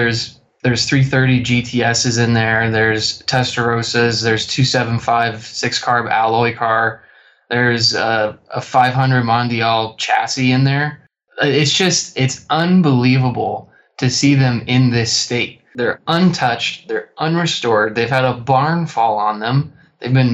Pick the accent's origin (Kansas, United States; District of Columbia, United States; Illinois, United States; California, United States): Kansas, United States; Western; I grew up in Western Kansas with, you know, my parents were both farmers.